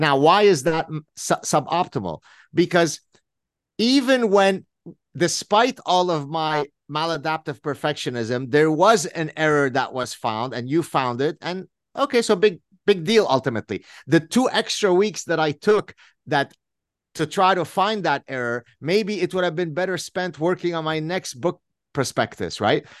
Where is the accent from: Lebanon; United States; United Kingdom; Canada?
Lebanon; growing up in the Lebanese Civil War